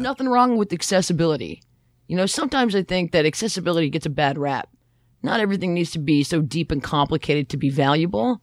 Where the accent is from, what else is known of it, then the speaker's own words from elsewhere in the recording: Toronto, Ontario, Canada; also born or lived in Barrie; I'm from Toronto, too.